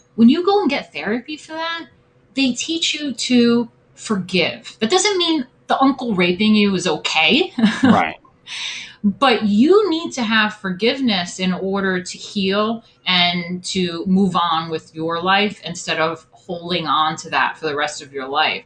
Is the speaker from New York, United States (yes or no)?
yes; upstate New York, United States; My hometown, like I said, I'm from like some white suburban farm town, you know, upstate New York